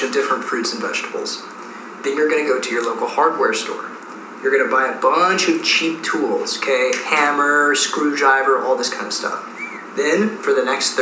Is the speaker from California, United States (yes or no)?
yes; California, United States; Golden State born and raised